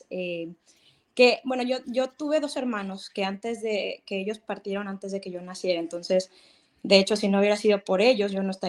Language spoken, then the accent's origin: Spanish; Mexico; now in California, United States; Yo los veo desde California, pero soy mexicana.